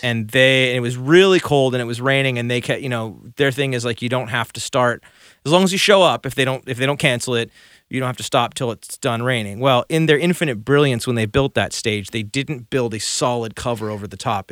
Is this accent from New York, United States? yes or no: no; Burbank, California, United States; also born or lived in Santa Monica, California; I grew up in Burbank